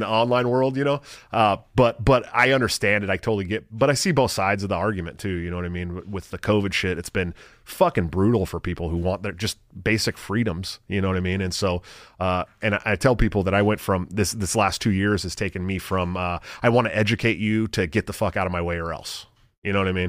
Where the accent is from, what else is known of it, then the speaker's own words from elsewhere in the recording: California, United States; moved away as an adult; also born or lived in Portland, Oregon; now in Iowa, United States; I grew up in California